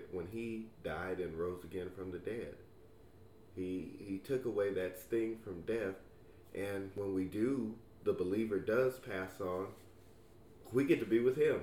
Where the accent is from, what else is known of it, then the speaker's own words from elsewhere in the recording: Fresno, California, United States; my local congregation where I grew up in Fresno